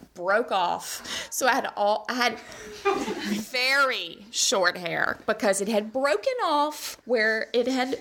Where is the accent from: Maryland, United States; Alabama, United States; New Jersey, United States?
Alabama, United States; Birmingham; also born or lived in Mississippi; I grew up here in Birmingham